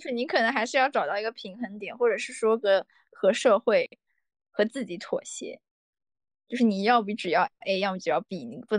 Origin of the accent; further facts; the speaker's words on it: China; 我们作为中国人的